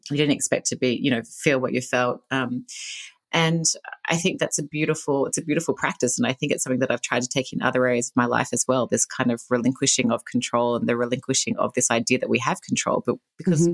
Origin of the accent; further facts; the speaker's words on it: Australia; I grew up in Australia. You can probably hear the accent